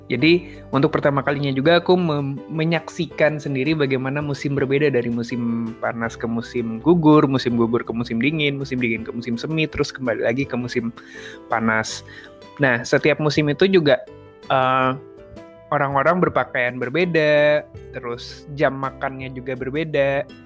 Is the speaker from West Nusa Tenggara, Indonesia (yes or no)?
yes; West Nusa Tenggara, Indonesia; born there; Sekarang aku lagi di kota kelahiran gue nih, lagi di Lombok.